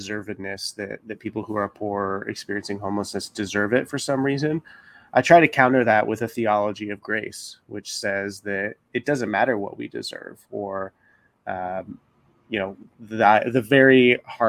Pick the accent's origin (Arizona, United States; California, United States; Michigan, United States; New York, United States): Arizona, United States; Tempe; moved away as an adult; also born or lived in Oklahoma City, Oklahoma; now in Los Angeles, United States; I grew up in Tempe, Arizona.